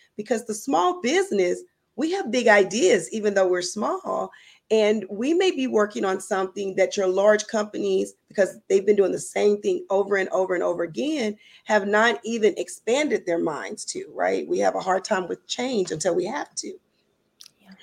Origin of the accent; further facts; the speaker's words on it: Louisiana, United States; I am from Louisiana